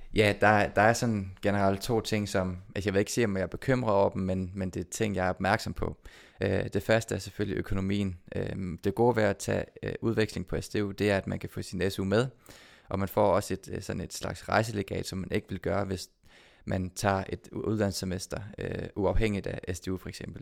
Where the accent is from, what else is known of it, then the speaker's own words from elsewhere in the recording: Odense, Southern Denmark, Denmark; nu er jeg født og opvokset i Odense